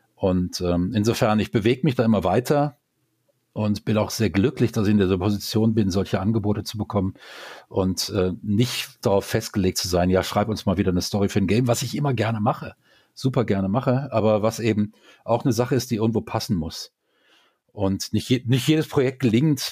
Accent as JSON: {"language": "German", "town": "Düsseldorf", "region": "North Rhine-Westphalia", "country": "Germany", "tie": "born or raised there", "moved": "as an adult", "lives_now": "Karlsruhe, Germany", "said": "Düsseldorf ist eigentlich meine Heimatstadt"}